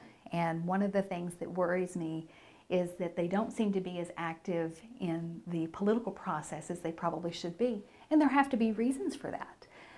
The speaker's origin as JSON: {"language": "English", "region": "California", "country": "United States", "said": "You know, I was from California originally, and so we were kind of considered to be transplants in the area."}